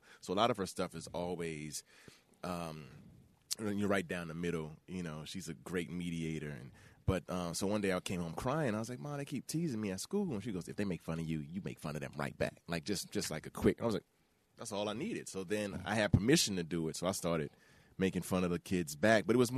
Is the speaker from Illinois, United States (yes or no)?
no; Prince George's County, Maryland, United States; also born or lived in Bahamas / Washington, D.C.; I was raised in Prince George's County, Maryland